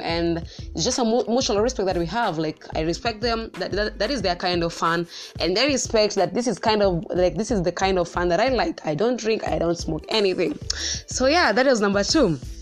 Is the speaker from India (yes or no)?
no; Central Kenya, Kenya; I am from the central part of Kenya